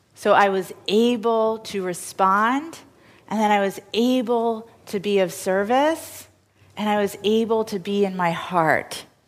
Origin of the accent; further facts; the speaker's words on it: New York, United States; as a New Yorker